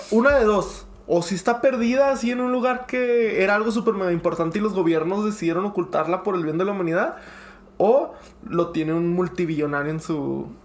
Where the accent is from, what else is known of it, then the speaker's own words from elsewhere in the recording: United States; soy americano